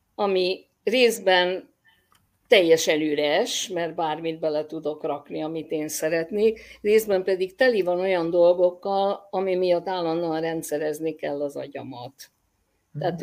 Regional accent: Hungary; én 56-ban születtem, amikor gyakorlatilag minden vallás valamilyen szinten ignorálva volt Magyarországon

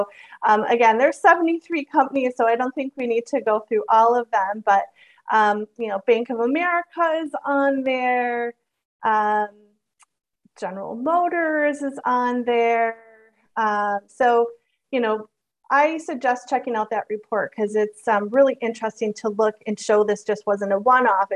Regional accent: Michigan, United States; moved away; I am from Michigan originally.

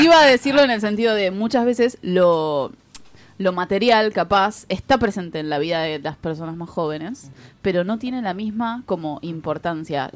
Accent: Lanús, Buenos Aires Province, Argentina; soy del partido de Lanús

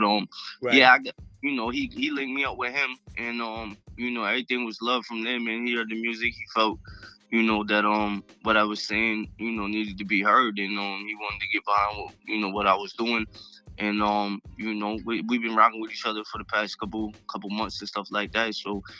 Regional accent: Cape Cod, Massachusetts, United States; I'm from the Cape, man. I'm from Cape Cod. I represent Cape Cod.

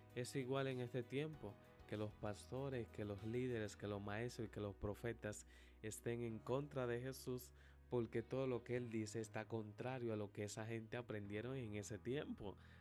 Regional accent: Dominican Republic; nos escuchan a nosotros como dominicanos

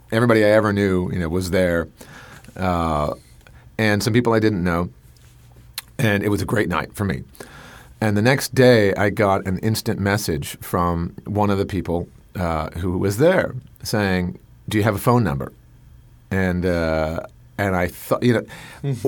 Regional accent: Colorado, United States; I'm from Colorado

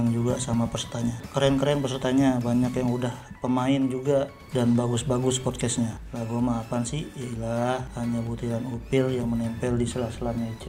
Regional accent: Bekasi, West Java, Indonesia; iya ya kan gue orang Bekasi jadi ya sebenarnya gue orang yang rame kalau ngobrol kalau bercanda-canda

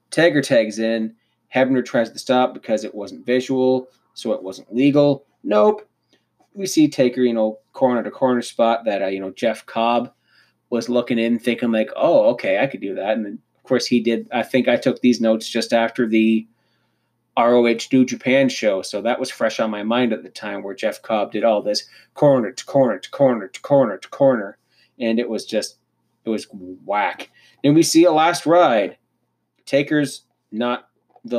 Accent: Canada

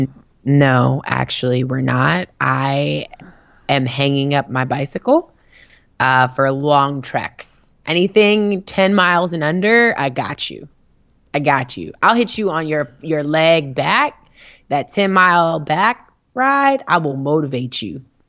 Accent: Richmond, Virginia, United States; born or raised there

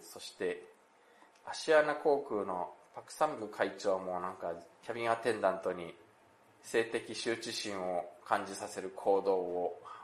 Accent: Japan; also born or lived in South Korea; 日本生まれ、韓国在住経験あり、仕事でたまに行き来している日本人

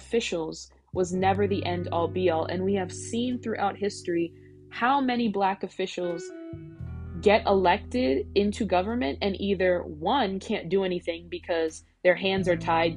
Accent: United States; born here or not, which many of them are. I myself was.

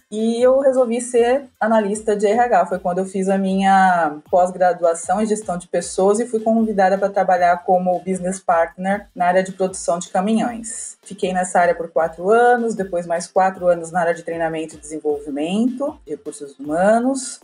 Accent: São Paulo, Brazil; Eu sou de São Paulo, nascida e criada em São Paulo. Também sempre estudei aqui na capital

